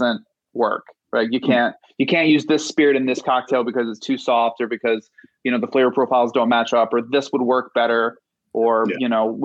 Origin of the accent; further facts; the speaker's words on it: Midwest, United States; now in New York City, United States; I grew up in the Midwest